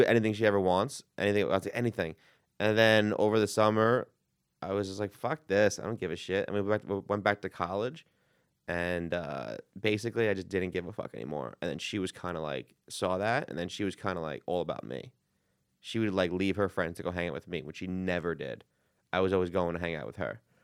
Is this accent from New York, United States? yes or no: yes; New York City, New York, United States; I'm from Queens